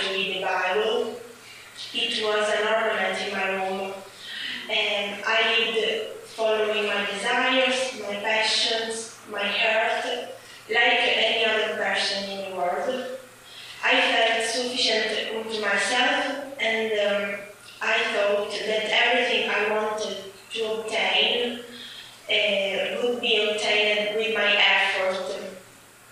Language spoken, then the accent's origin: English; Syracuse, Sicily, Italy; English is a second language; I was born in Siracusa, Sicily